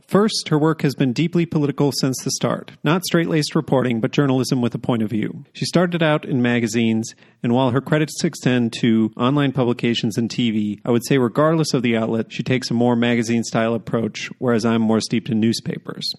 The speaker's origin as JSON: {"language": "English", "town": "McFarland", "region": "Wisconsin", "country": "United States", "tie": "born or raised there", "said": "you're from my hometown"}